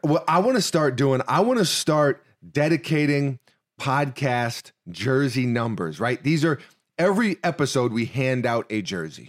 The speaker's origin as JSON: {"language": "English", "town": "New York City", "region": "New York", "country": "United States", "moved": "yes", "lives_now": "Florida, United States", "said": "we're from New York City"}